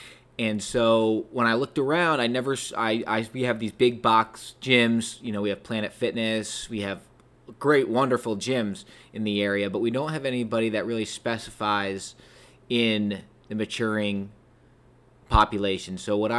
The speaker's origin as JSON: {"language": "English", "region": "Connecticut", "country": "United States", "tie": "born or raised there", "also_born_or_lived": "Maine", "moved": "as an adult", "lives_now": "Hilton Head Island, United States", "said": "I grew up in Connecticut and went to the University of Maine, and then I graduated in the spring of 2014 and didn't want to move back home with my parents."}